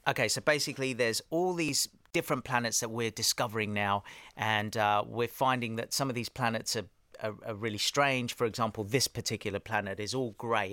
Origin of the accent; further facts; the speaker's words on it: Australia; also born or lived in Harrow, England / Cyprus (parents); I was born in Harrow, yeah. Um, so mum and dad are from Cyprus, and, uh, they were in England. We were born there. They went for a holiday to Australia when I was five, around five or six, and then they said, "That's it, we're going."